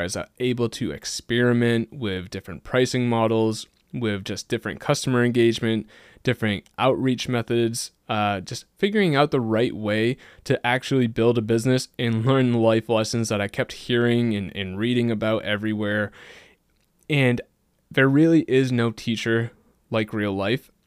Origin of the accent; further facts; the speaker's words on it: just outside of Boston, Massachusetts, United States; I grew up just outside of Boston in a pretty small, low-key town, and I've stayed here almost my entire life